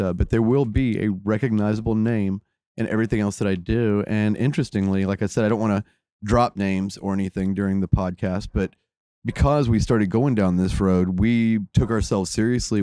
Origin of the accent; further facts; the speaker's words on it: United States; growing up in America